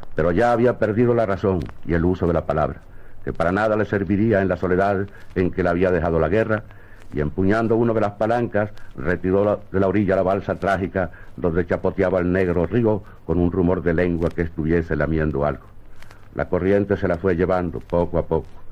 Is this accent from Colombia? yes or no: no; Caracas, Capital District, Venezuela; el Valle de Caracas, mi ciudad natal.